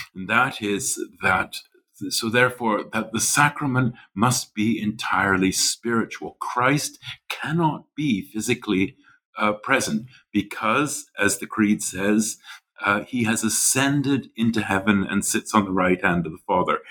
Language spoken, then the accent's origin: English; western prairies of Canada, Canadian Prairies, Canada; moved away as an adult; also born or lived in Nova Scotia, Canada / St Andrews, Scotland / Germany / Switzerland; now in New Haven, United States; I grew up in Canada, uh, the western prairies of Canada